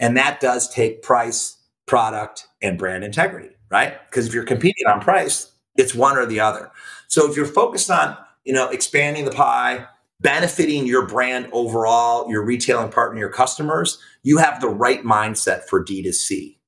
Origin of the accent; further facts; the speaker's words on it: Hermosa Beach, California, United States; We're from Hermosa Beach, California. It's this little beach town of like 15,000 people, and it's still cool. And it's small.